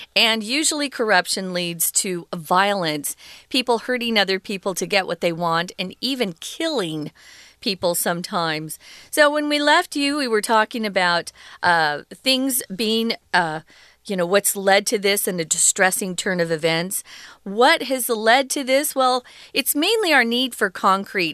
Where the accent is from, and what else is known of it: Arizona, United States; born or raised there